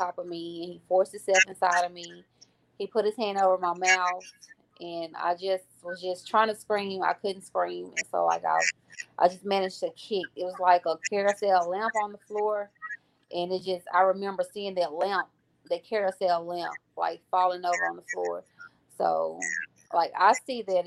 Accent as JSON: {"language": "English", "town": "Grenada", "region": "Mississippi", "country": "United States", "tie": "born or raised there", "said": "I'm from Grenada, Mississippi, born and raised"}